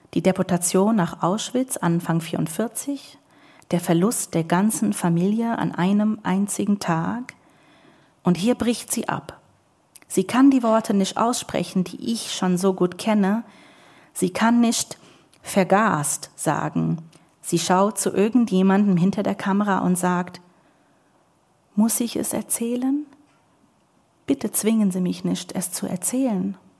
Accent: New York, United States; German is a second language; moved away; bei uns in Williamsburg

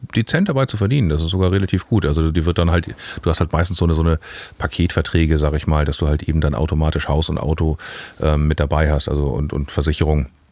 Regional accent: Hamburg, Germany; also born or lived in Berlin; Wir sind ja im Süden aufgewachsen

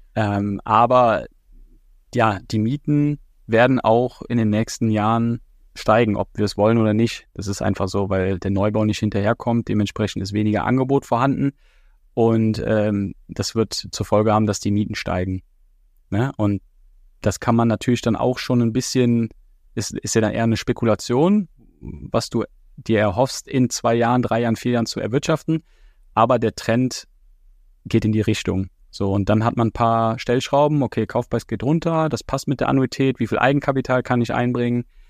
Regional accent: Düren, North Rhine-Westphalia, Germany; moved away as an adult; now in Nuremberg, Germany; in meiner Heimat, in Düren

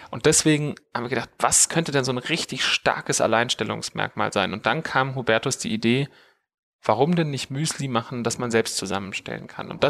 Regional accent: Munich, Bavaria, Germany; Also wir sitzen ja hier in München, in meiner Heimatstadt, wo ich auch lebe und wo ich auch geboren bin. Und ähm, ich bin hier auch zur Schule gegangen

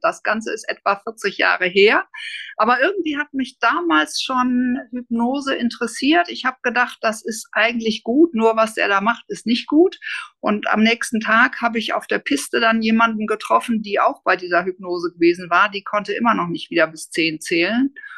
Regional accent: Hamburg, Germany; moved away; eigentlich komme ich aus Hamburg, bin ich dann auch wieder in Hamburg gelandet

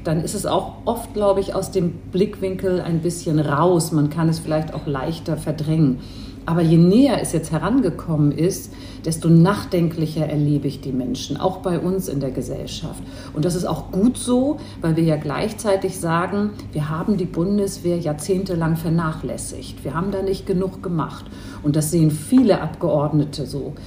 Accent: Hamburg, Germany; also born or lived in Istanbul; Ich bin in Hamburg geboren und groß geworden, habe aber noch ein zweites Elternhaus in Istanbul

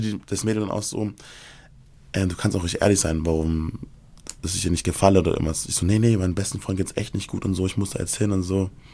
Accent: Erlangen, Bavaria, Germany; moved away; ich bin ja ursprünglich aus Bayern, ich komme ja aus Erlangen

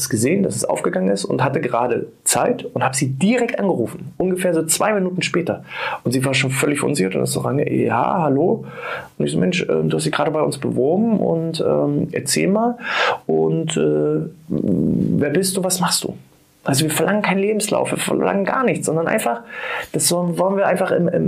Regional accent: Saxony-Anhalt, Germany; moved away as an adult; now in Mecklenburg-Vorpommern, Germany; bin aus meiner alten Heimat weggezogen, aus Sachsen-Anhalt und bin nach Mecklenburg-Vorpommern gezogen

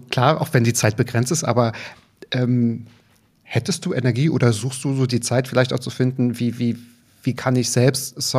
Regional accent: Berlin, Germany; Nee, nein, ich komme aus Berlin.

